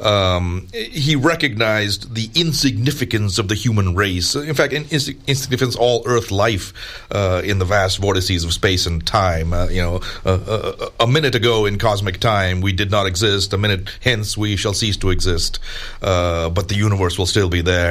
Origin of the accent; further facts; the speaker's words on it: India; moved away; back to my home country of India